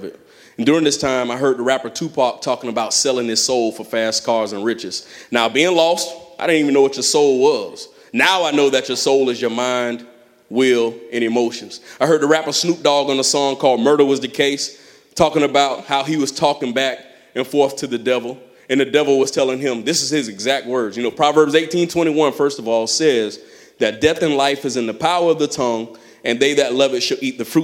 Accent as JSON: {"language": "English", "town": "Clearwater", "region": "Florida", "country": "United States", "tie": "born or raised there", "said": "I grew up in Clearwater."}